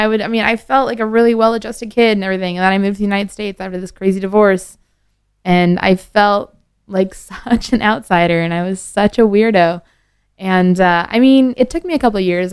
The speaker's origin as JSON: {"language": "English", "region": "Northern Ontario", "country": "Canada", "tie": "born or raised there", "moved": "yes", "said": "I was born and raised in Northern Ontario"}